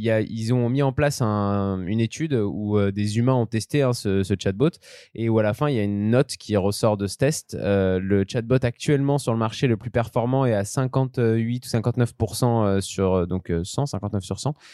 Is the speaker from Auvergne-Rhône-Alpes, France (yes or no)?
yes; Auvergne-Rhône-Alpes, France; en tant que savoyard, on est plutôt content.